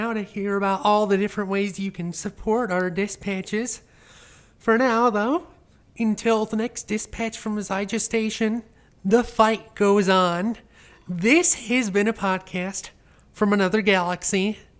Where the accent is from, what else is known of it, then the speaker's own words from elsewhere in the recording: New York, United States; As a New Yorker, I always have to go to JFK to travel.